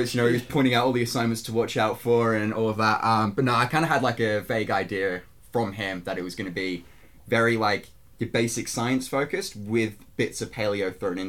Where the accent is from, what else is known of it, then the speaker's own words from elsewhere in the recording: Melbourne, Victoria, Australia; moved away as an adult; my hometown in Melbourne.